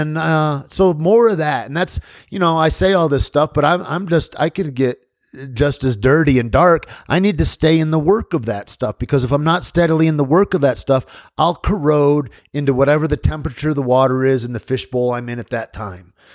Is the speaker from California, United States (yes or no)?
no; Michigan, United States; moved away; friends of mine that I grew up in Michigan